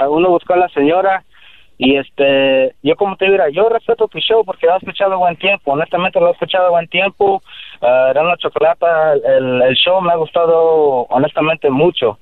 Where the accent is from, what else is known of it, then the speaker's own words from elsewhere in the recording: United States; Spanish is a second language; Yo soy chicano, descendiente de mis jefes que son de Guerrero, Tierra Caliente.